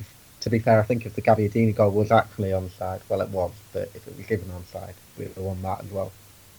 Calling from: Lincoln, East Midlands, United Kingdom; I'm currently calling from Lincoln.

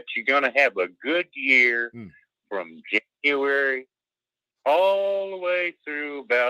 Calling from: Alabama, United States; from Alabama.

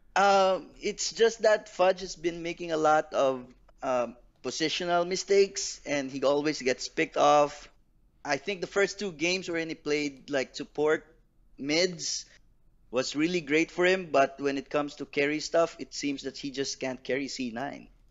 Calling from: Philippines; I'm calling from the Philippines

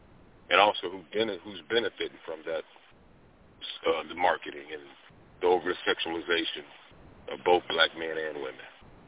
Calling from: Nebraska, United States; I'm calling from Nebraska.

